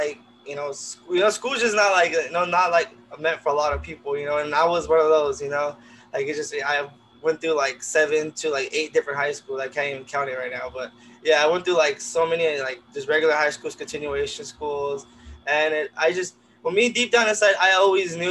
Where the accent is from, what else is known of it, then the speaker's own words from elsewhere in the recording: Pomona, California, United States; I've grown up in Pomona